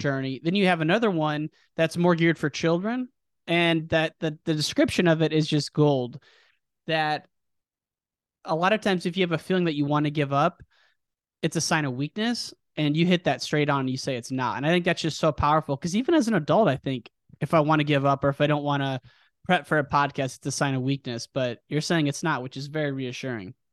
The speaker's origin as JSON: {"language": "English", "country": "United States", "tie": "born or raised there", "said": "my hometown, the Quad Cities"}